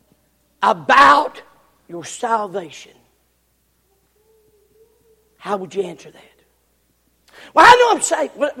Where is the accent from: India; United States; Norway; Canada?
United States; the South; I'm from the South